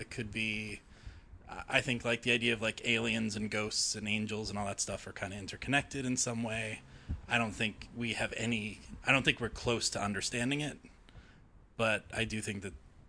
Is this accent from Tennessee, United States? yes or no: no; Watertown, Massachusetts, United States; I'm from just outside of Boston. Yeah, a town called Watertown.